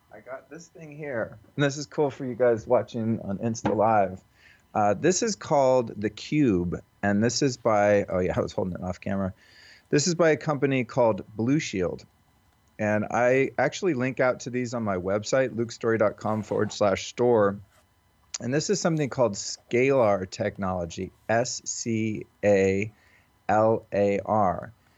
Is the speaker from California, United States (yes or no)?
yes; Santa Rosa, California, United States; from my hometown in Santa Rosa, California